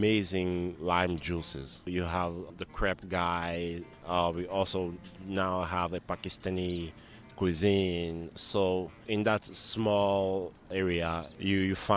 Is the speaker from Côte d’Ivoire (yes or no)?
yes; Côte d’Ivoire; now in Washington, United States; I'm from the Ivory Coast, a small country in West Africa